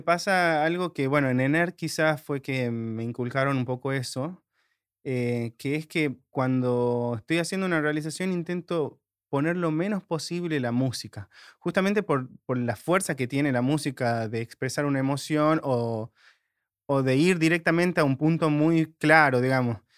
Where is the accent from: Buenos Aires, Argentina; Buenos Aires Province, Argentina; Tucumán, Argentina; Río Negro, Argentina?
Tucumán, Argentina; De Tucumán